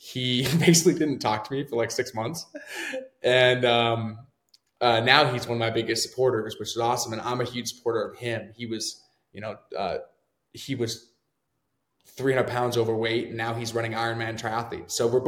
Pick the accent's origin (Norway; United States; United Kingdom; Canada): Canada; moved away; I'm from Canada originally